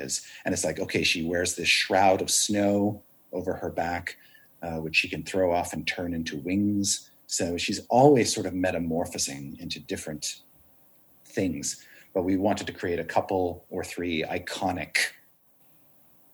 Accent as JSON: {"language": "English", "country": "Canada", "tie": "born or raised there", "moved": "yes", "said": "growing up in Canada"}